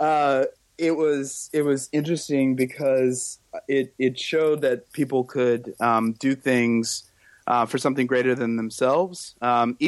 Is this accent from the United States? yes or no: yes; Oklahoma City, Oklahoma, United States; moved away; also born or lived in Indianapolis, Indiana / Phoenix, Arizona / Sacramento, California; Spent some time in Phoenix and in Sacramento as well before moving to Oklahoma City when I was five